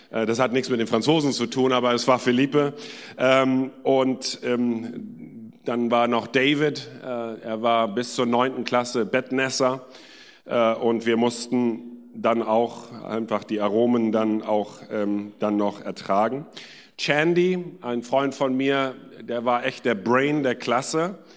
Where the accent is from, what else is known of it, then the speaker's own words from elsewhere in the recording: India; now in Germany; Ähm, in Indien bin ich geboren und aufgewachsen und dann in Südindien zur Schule gegangen.